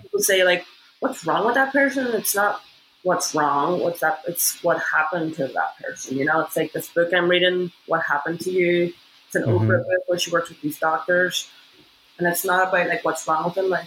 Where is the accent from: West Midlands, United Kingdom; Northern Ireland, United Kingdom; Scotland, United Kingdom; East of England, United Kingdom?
Northern Ireland, United Kingdom; moved away as an adult; now in United States; being somebody from Northern Ireland